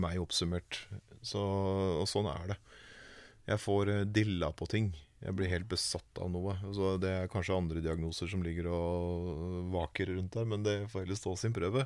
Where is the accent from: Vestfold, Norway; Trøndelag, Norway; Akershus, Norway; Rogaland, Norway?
Akershus, Norway; Vormsund; I Vormsund, der jeg kommer fra